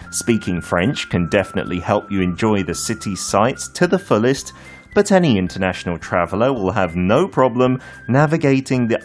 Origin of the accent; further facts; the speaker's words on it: United Kingdom; Korean is a second language; moved away; 영국 사람으로서